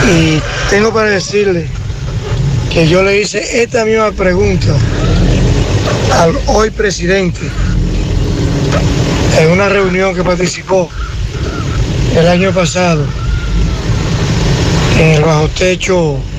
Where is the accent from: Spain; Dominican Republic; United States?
Dominican Republic; Yo, como ciudadano dominicano, espero de un gobierno de, Luis Abinader una mejoría en los combustibles